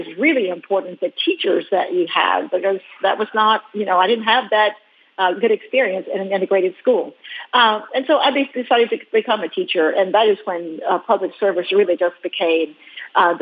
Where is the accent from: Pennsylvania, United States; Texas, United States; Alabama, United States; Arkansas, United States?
Arkansas, United States; Willisville; I grew up in Arkansas, but I grew up in a tiny little town in Arkansas, Willisville, 152 people